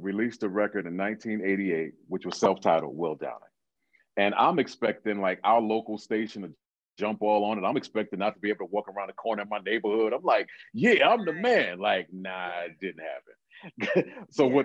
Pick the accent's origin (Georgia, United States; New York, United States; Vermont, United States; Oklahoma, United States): New York, United States; New York City; I came back to Brooklyn, which is where I'm from, and I transferred to Brooklyn College